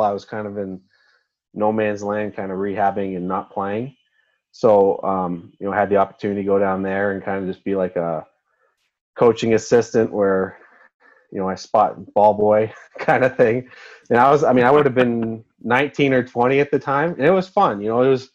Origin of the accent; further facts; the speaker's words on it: Toronto, Ontario, Canada; now in Red Deer, Canada; I grew up playing hockey and you know, in the Toronto area